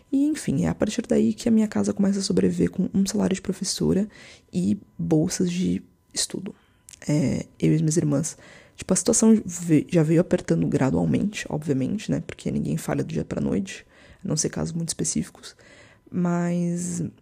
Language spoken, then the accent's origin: Portuguese; São José dos Campos, São Paulo, Brazil; Aquelas pessoas que eu achava que eram ricas em São José dos Campos, né? Que é a cidade onde eu cresci.